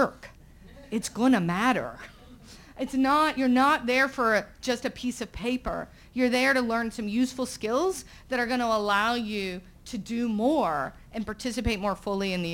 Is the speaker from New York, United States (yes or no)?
no; Southern Virginia, United States; moved away as an adult; my hometown in Southern Virginia